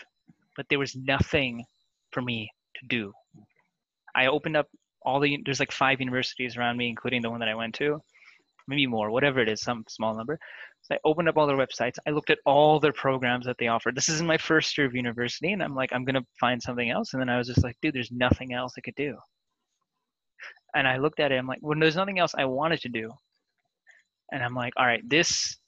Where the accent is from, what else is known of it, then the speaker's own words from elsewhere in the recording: Kitchener, Ontario, Canada; also born or lived in India / Toronto; I grew up in a city called Kitchener, which is it's called Kitchener-Waterloo